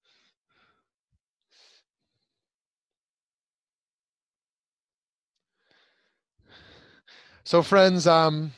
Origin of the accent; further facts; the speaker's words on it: United States; I'm an American, I'm a Jew